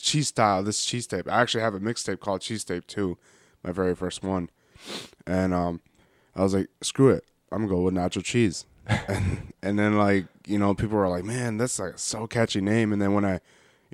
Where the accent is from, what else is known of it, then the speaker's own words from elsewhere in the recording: Beloit, Wisconsin, United States; I was born and raised in Beloit. I'm 22, so I was, you know, lived here all my life